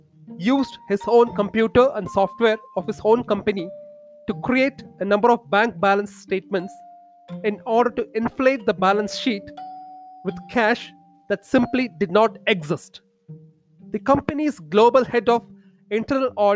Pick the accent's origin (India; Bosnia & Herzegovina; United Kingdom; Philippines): India